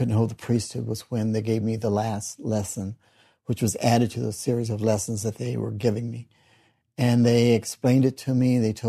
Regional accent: Kansas City, Missouri, United States; I was born in Kansas City, Missouri. I've been a member of the church for 46 years.

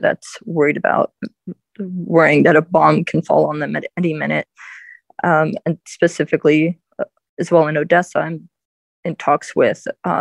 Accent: Baltimore, Maryland, United States; also born or lived in Dnipro, Ukraine; I was born in Ukraine, and I was born in 1989, right at the fall of the Soviet Union. And my biological parents came to the United States, and then I was sent for shortly after that. I've been a Ukrainian-American and lived in Baltimore County and Baltimore City most of my life

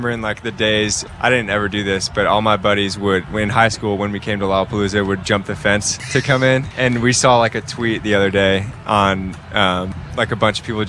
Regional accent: Wheaton, Illinois, United States; moved away; I am from here. I grew up in Wheaton

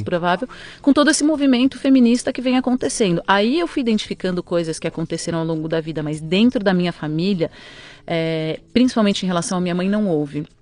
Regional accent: São Paulo, Brazil; Eu nasci em São Paulo, sou paulistana da Avenida Paulista

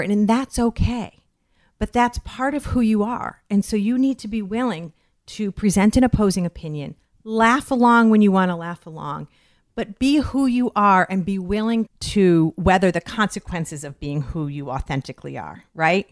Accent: Westfield, Massachusetts, United States; I'm from Westfield, Massachusetts, Western Massachusetts

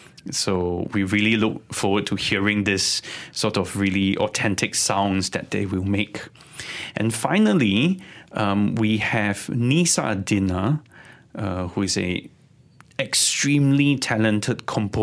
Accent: Sabah, Malaysia; I'm also from Sabah.

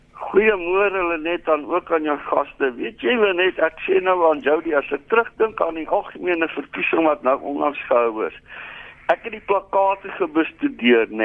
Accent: South Africa; ek voel as 'n Suid-Afrikaner

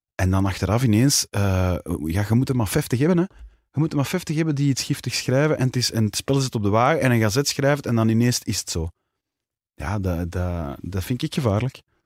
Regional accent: Kontich, Flanders, Belgium; Het is ook mijn heimat, hè. dus ja, daar ben ik ook opgegroeid

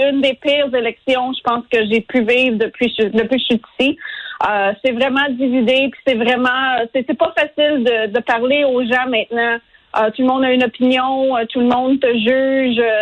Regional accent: Canada; now in United States; Puis moi, d'un côté, j'en suis une immigrante. Euh, je suis venue aux États-Unis du Canada.

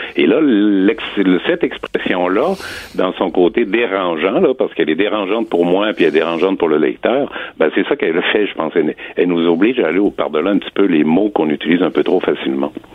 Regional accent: Quebec, Canada; on est québécois

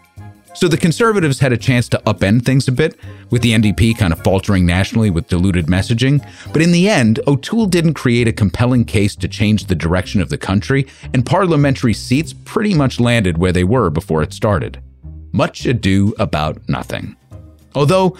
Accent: United States; being an American

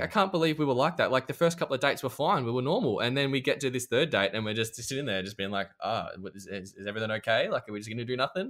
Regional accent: Australia; I'm an Aussie

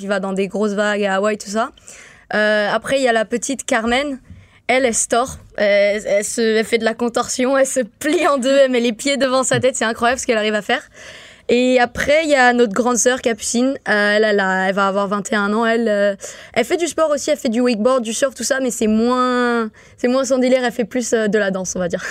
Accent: St. Martin; moved away; je viens de Saint-Martin, je suis pas habituée à tout ça, euh, de voir des gros autobus comme ça, des grandes routes, même la neige

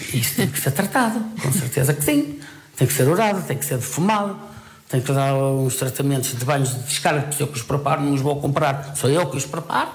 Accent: Portugal; Eu falo só simplesmente como português

